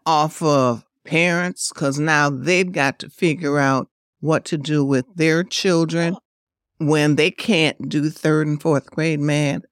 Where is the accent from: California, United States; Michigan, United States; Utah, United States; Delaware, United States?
Michigan, United States; Detroit; growing up on Northwest side, we had that. And then when I uh, moved to the east side